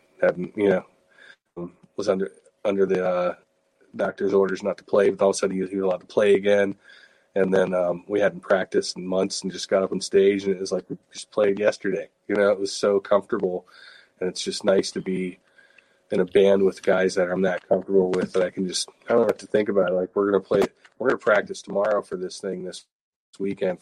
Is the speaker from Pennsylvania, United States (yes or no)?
yes; Pittsburgh, Pennsylvania, United States; booking stuff outside of my hometown and just playing anywhere other than Pittsburgh